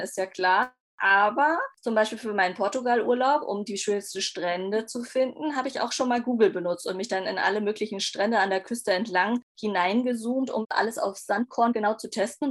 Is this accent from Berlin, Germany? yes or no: yes; Berlin, Germany; Als Berlinerin denkt man ja, man kennt seinen Kiez